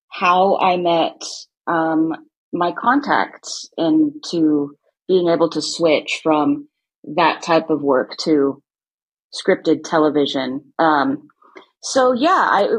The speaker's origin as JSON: {"language": "English", "area": "Ventura County", "region": "California", "country": "United States", "moved": "as an adult", "lives_now": "Los Angeles, United States", "said": "I'm from Ventura County"}